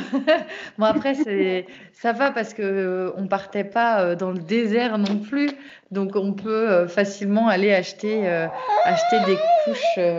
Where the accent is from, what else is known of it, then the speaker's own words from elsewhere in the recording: Brittany, France; je suis bretonne et voilà, je suis toujours en Bretagne.